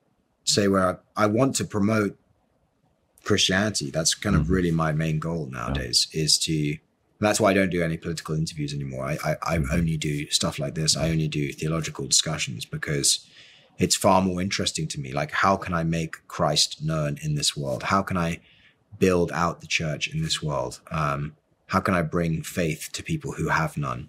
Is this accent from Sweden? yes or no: no; United Kingdom; as a European, as somebody who's grew up in Europe, or grew up in the UK